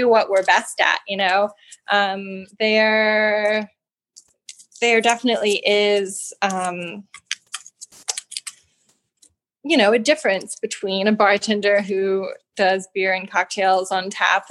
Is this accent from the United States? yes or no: yes; Atlanta, Georgia, United States; moved away as an adult; now in Marshall, United States; I grew up in Georgia originally. I'm from Atlanta